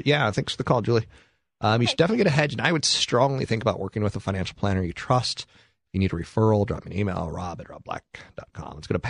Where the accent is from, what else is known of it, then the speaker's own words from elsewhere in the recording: Naha, Okinawa, Japan; born there; I am from the East Coast, and actually, I'm from Japan. I was born in Mashinanaha, Okinawa.